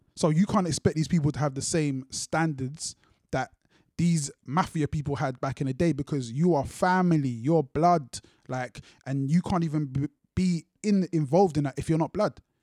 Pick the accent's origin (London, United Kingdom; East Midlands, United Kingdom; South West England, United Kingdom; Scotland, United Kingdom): London, United Kingdom; also born or lived in Luton; I grew up in Brixton, but at that time I was in Luton.